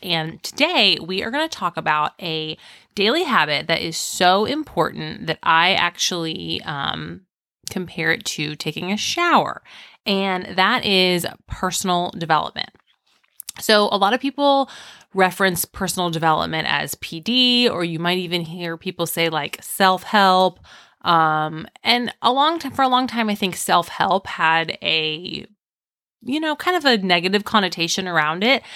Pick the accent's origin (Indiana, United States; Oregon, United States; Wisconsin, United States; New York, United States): Indiana, United States; I'm from Indiana